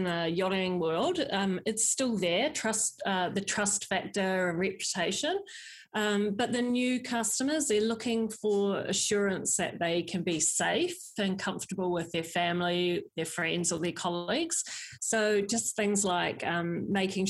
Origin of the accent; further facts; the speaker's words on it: New Zealand; also born or lived in southern France; now in France; born and bred in New Zealand, but now I'm based in southern France between Cannes and Monaco